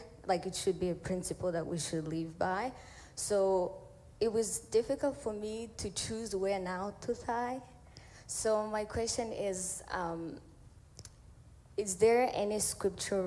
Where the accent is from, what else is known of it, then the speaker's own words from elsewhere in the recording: Rwanda; moved away; I came from Rwanda and I got saved in Rwanda